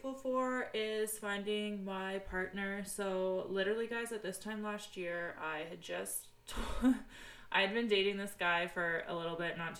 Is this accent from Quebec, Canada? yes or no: no; Peterborough, Ontario, Canada; I am from Peterborough, Ontario, Canada